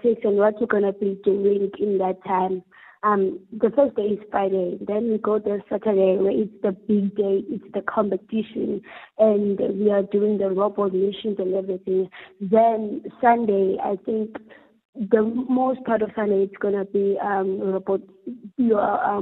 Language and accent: English; Worcester, Western Cape, South Africa; we are from Zwelethemba. It's a very small community here in Worcester